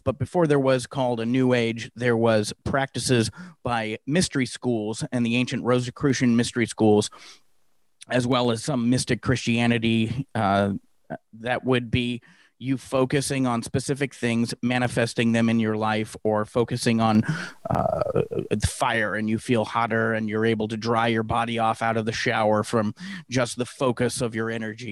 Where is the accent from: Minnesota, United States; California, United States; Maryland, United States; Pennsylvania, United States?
California, United States; Santa Clara; growing up in the Bay Area, uh, Silicon Valley, Santa Clara, California, to be specific